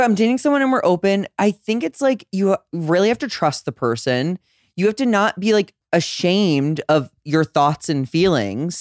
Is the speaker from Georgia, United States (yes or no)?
no; St. Louis, Missouri, United States; moved away; I'm from Saint Louis, Missouri